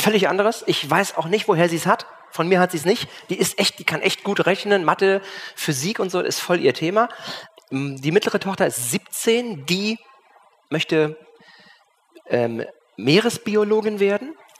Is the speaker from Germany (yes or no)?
yes; Cologne, North Rhine-Westphalia, Germany; now in Schwerin, Germany; bin ja aus Köln, dann weggezogen